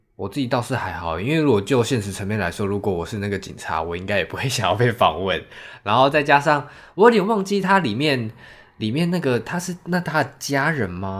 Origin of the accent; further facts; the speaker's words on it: Taiwan; 我们其实台湾人